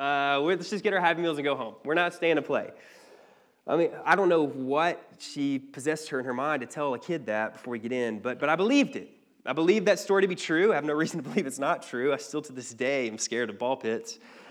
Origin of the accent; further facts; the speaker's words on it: Cleveland, Georgia, United States; I don't know if you're familiar with the North Georgia terrain, but But growing up in Cleveland, there wasn't really much